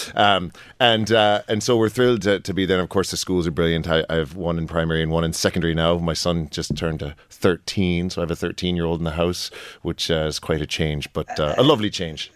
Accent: United States; now in Oldcastle, Ireland; I'm from the States originally

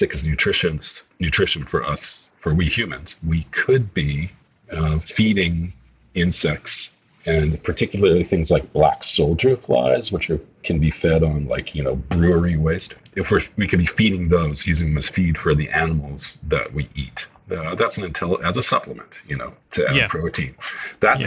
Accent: Vancouver, British Columbia, Canada; moved away as an adult; I grew up in Vancouver

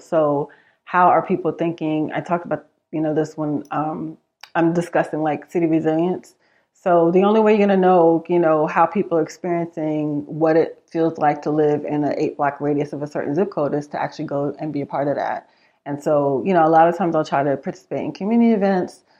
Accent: New York City, New York, United States; moved away as an adult; also born or lived in Manhattan; now in Austin, United States; I am originally from New York. I'm from Queens, spent a lot of my time in, uh, the city of Manhattan

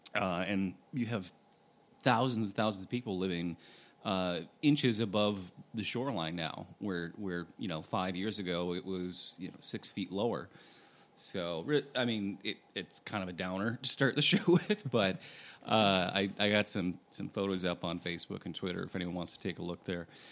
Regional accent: Michigan, United States; moved away; we we grew up in in Michigan, Great Lakes area

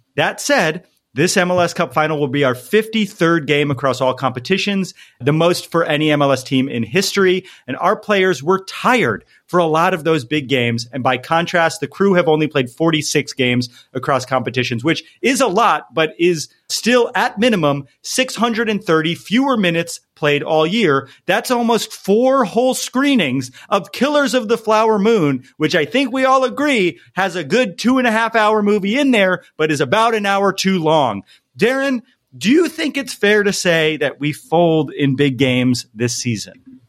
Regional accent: East Coast, United States; now in Los Angeles, United States; I'm from the East Coast

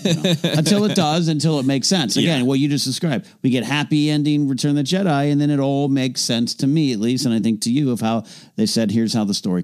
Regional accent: Arroyo Grande, California, United States; an event they're doing in my hometown on my high school campus. Wow. Royal Grande High School.

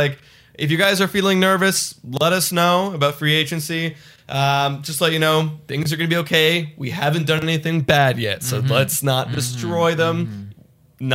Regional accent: Canada; so, like, no need to worry that we're Canadian, you know, or that we live in a cold country.

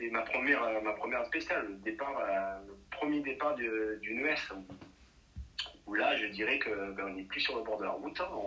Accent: Nîmes, Occitania, France; Je, donc, je suis origine de Nîmes.

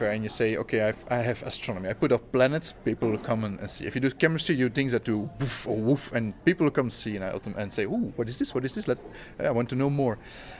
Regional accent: Beauvachain, Wallonia, Belgium; It's a town of Beauvachain.

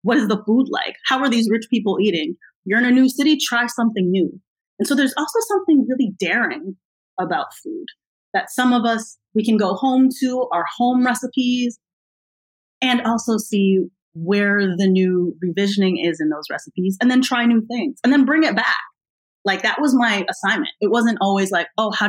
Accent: United States; I'm American

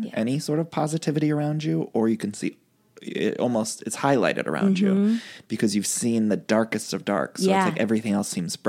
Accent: Cleveland, Ohio, United States; I'm from Cleveland.

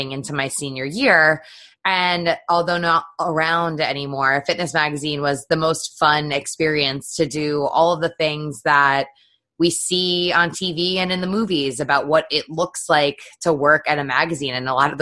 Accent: Connecticut, United States; I grew up in Connecticut and went to the University of Connecticut

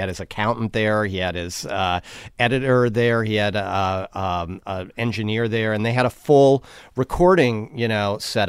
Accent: New York, United States; now in Connecticut, United States; I grew up in New York. I live in Connecticut now. I live, like, 2 hours out of the city.

